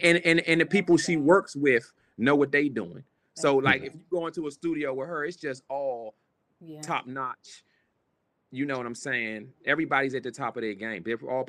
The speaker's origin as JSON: {"language": "English", "country": "United States", "said": "I'm from America."}